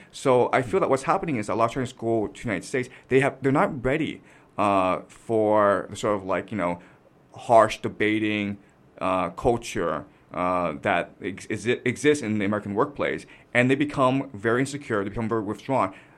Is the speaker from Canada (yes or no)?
yes; Toronto, Ontario, Canada; moved away as an adult; now in China; I had a very tough time growing up in Canada